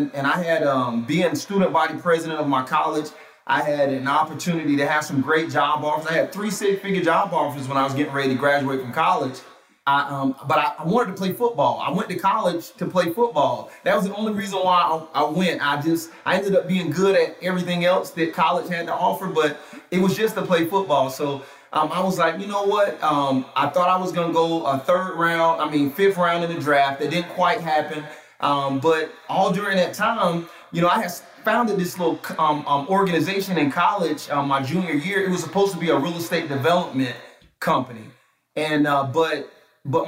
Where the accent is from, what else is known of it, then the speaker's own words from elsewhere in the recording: Atlanta, Georgia, United States; growing up in South Atlanta